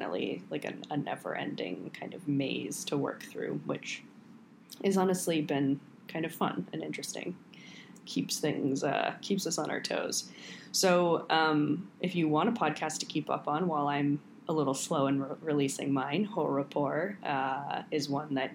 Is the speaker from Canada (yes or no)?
no; New York, United States; also born or lived in Paris; the town that we grew up in New York